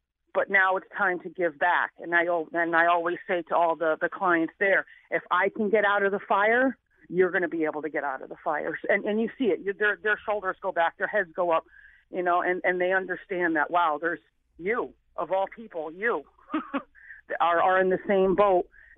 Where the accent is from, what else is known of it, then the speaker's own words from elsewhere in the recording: New Haven, Connecticut, United States; I came from New Haven, Connecticut, with, you know, a single mother trying to make it, in the late 70s, early 80s.